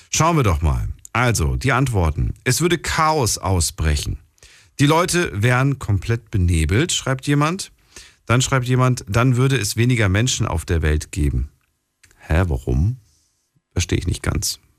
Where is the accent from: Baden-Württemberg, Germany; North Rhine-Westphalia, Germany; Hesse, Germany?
Baden-Württemberg, Germany; Stuttgart; Äh, Stuttgart.